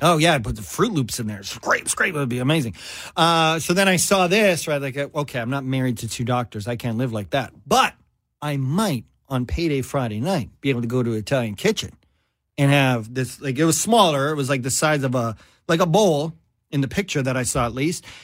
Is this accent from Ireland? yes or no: no; Canada; also born or lived in Vancouver, British Columbia; me, Canadian